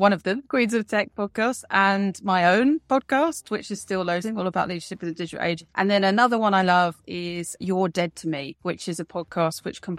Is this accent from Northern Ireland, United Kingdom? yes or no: no; London, United Kingdom; I actually grew up in London and I still live in London, but along the way, I've managed to live in other places, but London is definitely where my home and heart is.